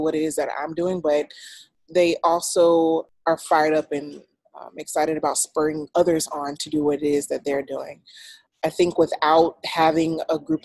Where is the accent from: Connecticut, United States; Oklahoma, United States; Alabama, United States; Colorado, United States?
Alabama, United States; Troy; moved away as an adult; I'm originally from Alabama, Troy, Alabama. It's a very small town. After high school, I went to the Air Force